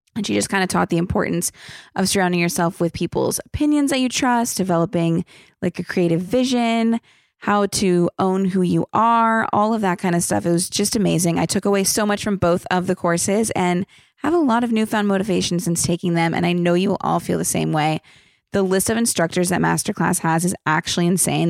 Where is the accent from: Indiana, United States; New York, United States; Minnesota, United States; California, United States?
California, United States; Los Angeles; I was born here